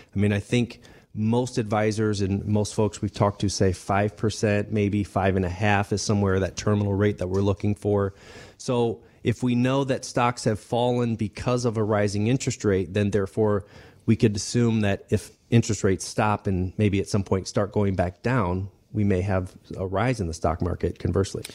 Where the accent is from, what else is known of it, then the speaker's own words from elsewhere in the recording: Denver, Colorado, United States; I grew up, um, I was born in Denver